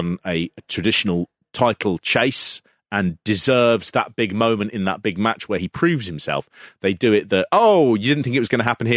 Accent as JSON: {"language": "English", "town": "Hatch End", "region": "London", "country": "United Kingdom", "tie": "born or raised there", "said": "when I was growing up in Hatch End"}